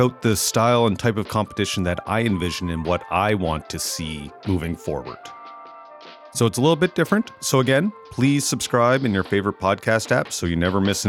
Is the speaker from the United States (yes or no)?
no; Amherst, Nova Scotia, Canada; moved away; my experiences growing up and moving back to Amherst, Nova Scotia.